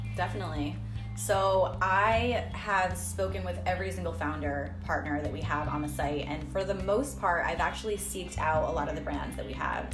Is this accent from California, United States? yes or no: no; Rhode Island, United States; moved away; it was like reintroducing um, myself to like my own hometown